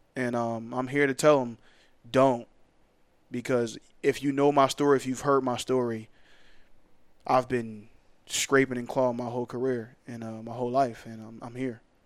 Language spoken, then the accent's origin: English; Philadelphia, Pennsylvania, United States; moved away as an adult; now in Charlotte, United States; I'm from there. I grew up there. I was once a Philly fan